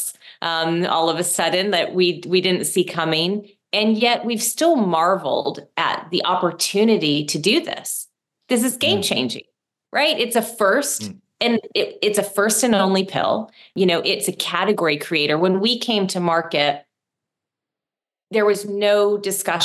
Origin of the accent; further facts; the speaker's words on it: Rochester, New York, United States; I'm from upstate New York, Rochester. I grew up in like a blue collar town